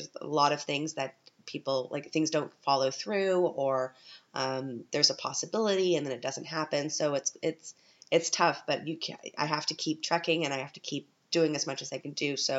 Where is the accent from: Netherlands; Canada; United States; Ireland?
Canada; now in Vienna, Austria; I'm a Canadian